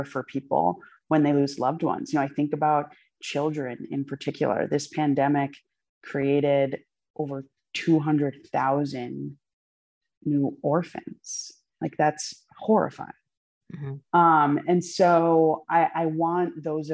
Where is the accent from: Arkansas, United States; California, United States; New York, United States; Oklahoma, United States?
New York, United States; Poughkeepsie; I was born in Poughkeepsie, New York. Like, I am an American